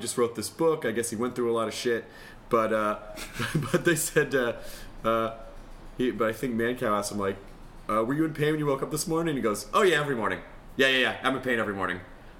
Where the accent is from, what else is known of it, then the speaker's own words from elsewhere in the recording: Memphis, Tennessee, United States; But I grew up in Memphis, right when... Wrestling became it was just about to make the transition from local public access is what it looked like.